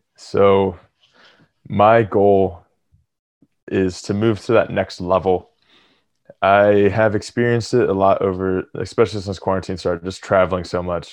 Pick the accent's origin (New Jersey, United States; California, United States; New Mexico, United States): New Jersey, United States; Atlantic City; moved away as an adult; also born or lived in Philadelphia area; now in near Philadelphia, United States; I grew up in Atlantic City, and right now I live right outside Philly